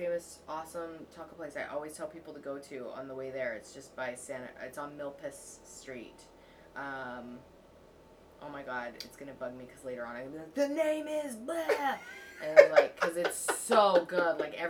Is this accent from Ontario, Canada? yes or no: no; Vancouver, British Columbia, Canada; accent: Canadian; moved away as an adult; also born or lived in Toronto; Yep, born and raised. Mm. I was born and raised in Vancouver, and then I lived in Toronto for like a decade, so I feel very much a part of both of those places.